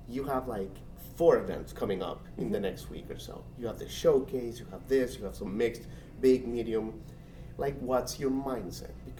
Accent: Nashville, Tennessee, United States; my hometown

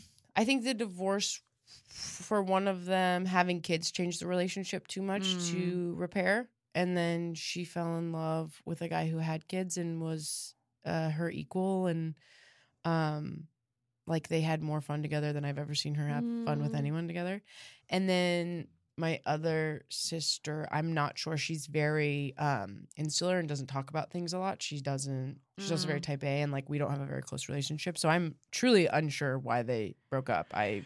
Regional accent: Denver, Colorado, United States

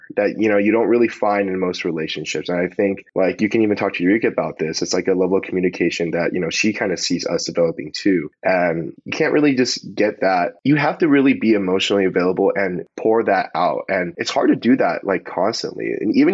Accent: Palos Verdes, California, United States; we grew up in the same hometown, you know, like we're both from Palos Verdes.

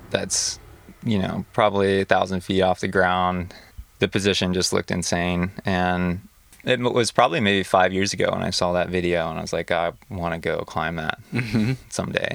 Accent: Midwest, United States; moved away; I grew up in the Midwest

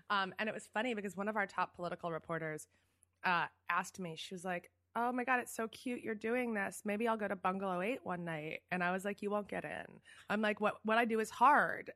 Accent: Philadelphia, Pennsylvania, United States; moved away as an adult; also born or lived in New York; I'm a Philly girl. I grew up in Philly

